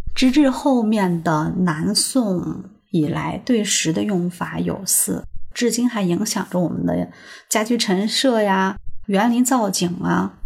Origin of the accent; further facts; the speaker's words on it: China; 代表我们中国人对美好生活的一种向往